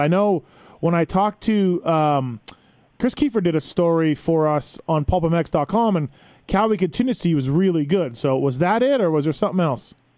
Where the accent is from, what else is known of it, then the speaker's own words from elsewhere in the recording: Canada; now in United States; I'm foreigner too. I'm from Canada, living down here